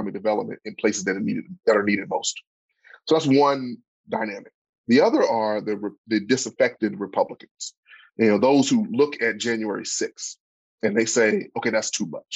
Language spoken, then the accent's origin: English; Pine Bluff, Arkansas, United States; I grew up in Pine Bluff